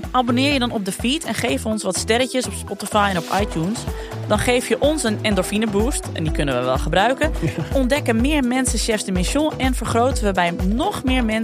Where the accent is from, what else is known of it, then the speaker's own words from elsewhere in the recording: Sneek, Friesland, Netherlands; Ik kom natuurlijk uit Sneek, dus dit was ook een beetje